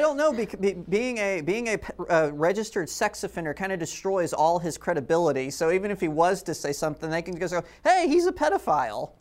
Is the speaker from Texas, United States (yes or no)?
yes; Texas, United States; as a Texan